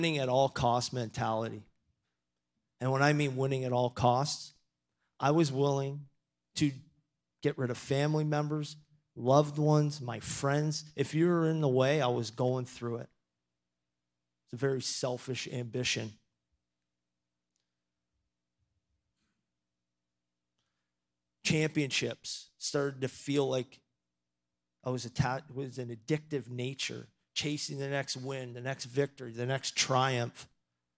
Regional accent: Toronto, Ontario, Canada; moved away as an adult; also born or lived in Maine, United States; now in Erie, United States; I was really fortunate enough to grow up in Toronto

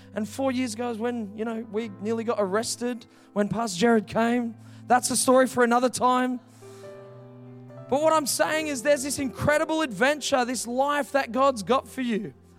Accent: Heathridge, Western Australia, Australia; I grew up in Heathridge, like, three minutes away. I was born in Joondalup Hospital.

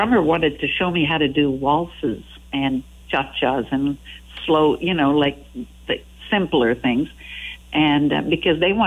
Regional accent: Quebec, Canada; first language French; English is a second language; Yes, that's my mother tongue. Of course, yeah, I speak French.

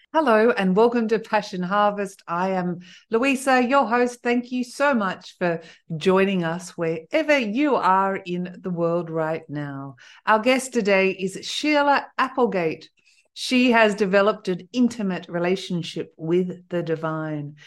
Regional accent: Australia; also born or lived in south of France; now in France; I'm originally Australian

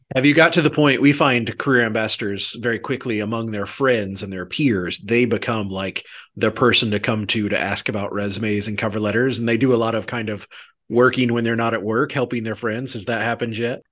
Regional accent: Maitland, Missouri, United States; I grew up in a town very similar to the, to the one you did. I'm from Maitland, which is about three hundred people.

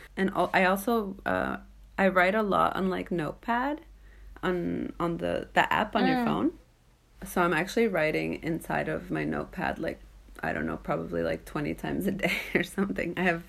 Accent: Pompano Beach, Florida, United States; moved away as an adult; also born or lived in Japan / New York; now in Norway; growing up in South Florida

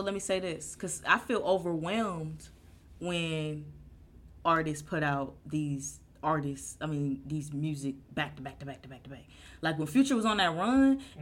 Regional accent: Euclid, Ohio, United States; also born or lived in Cleveland; when I first moved to Euclid

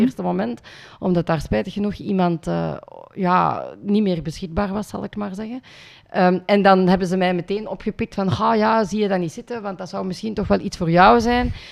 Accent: Limburg, Flanders, Belgium; also born or lived in India; ik ben geadopteerd uit India en dan opgegroeid in Limburg

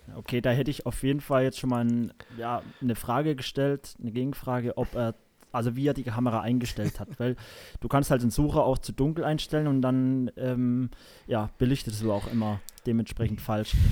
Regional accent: Saarland, Germany; bei uns im Saarland hier

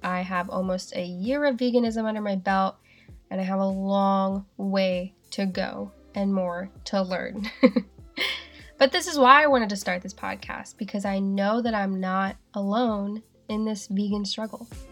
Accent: the South, United States; accent: southern; now in Seattle, United States; how southern my accent is sometimes

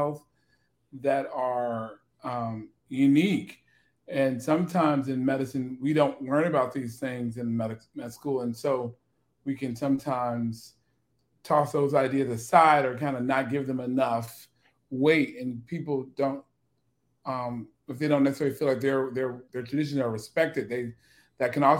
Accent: Chicago, Illinois, United States; I am from Chicago, and I am definitely growing up in kind of the Black South side of Chicago

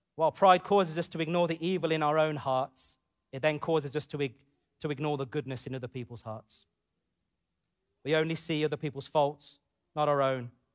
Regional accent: United Kingdom; growing up in the U K as a, as a British Asian man, British, A, British Asian boy to a man

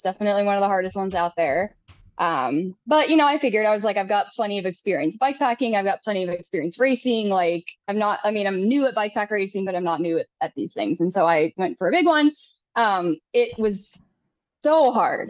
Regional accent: Minnesota, United States; also born or lived in Sonoran Desert, Arizona; now in Arizona, United States; i'm a minnesota farm girl like i did not grow up running across mountains

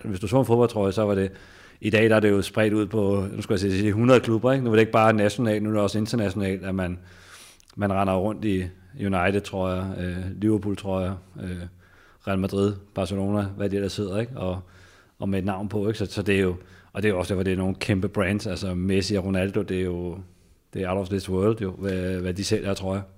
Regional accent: Tostrup, Denmark; jeg kommer fra Tostrup

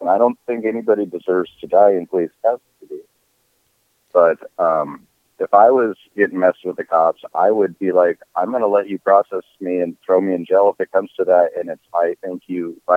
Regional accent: Minnesota, United States; So I'm from Minnesota.

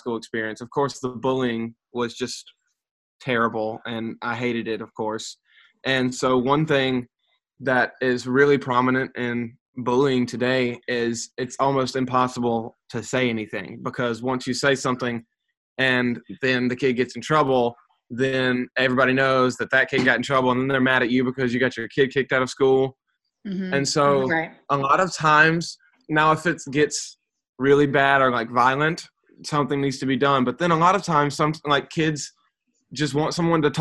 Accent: Meridian, Mississippi, United States; I was born in Meridian, Mississippi, and I have been here ever since.

